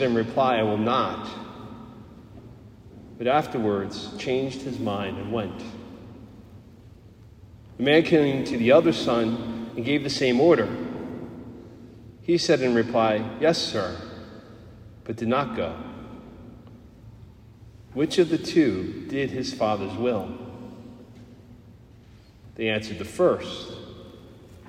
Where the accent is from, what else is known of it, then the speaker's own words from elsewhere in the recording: New Jersey, United States; accent: Jersey; also born or lived in Pennsylvania; Being born and raised and lived my whole life in New Jersey, apart from 4 years in college where I crossed the border into Pennsylvania